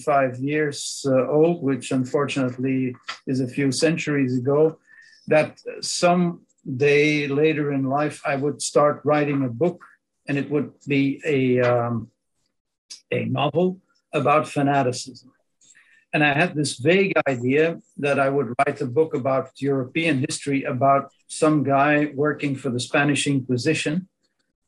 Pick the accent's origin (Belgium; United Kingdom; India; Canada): Belgium; first language Dutch; English is a second language; I'm a Belgian. My native language is Dutch, Southern Dutch, to be precise